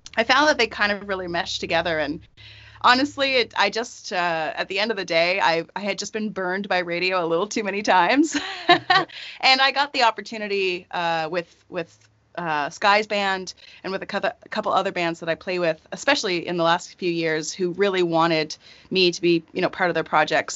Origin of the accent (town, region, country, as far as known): rural Nova Scotia, Canada; born or raised there; moved away